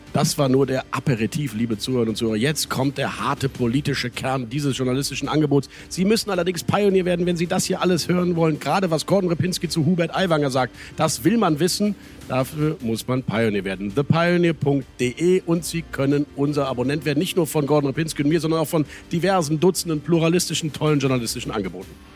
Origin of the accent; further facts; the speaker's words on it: Rhineland, Germany; als Rheinländer